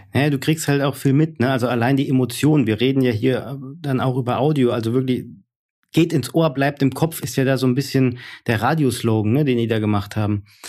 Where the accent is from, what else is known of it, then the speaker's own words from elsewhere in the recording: Hesse, Germany; accent: Hessian; ich bin halt aus Hesse